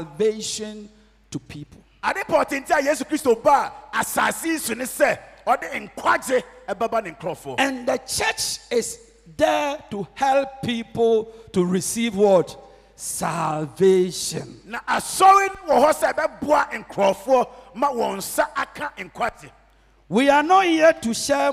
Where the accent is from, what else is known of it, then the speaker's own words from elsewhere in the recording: Kumawu, Ashanti, Ghana; moved away; my hometown Kumawu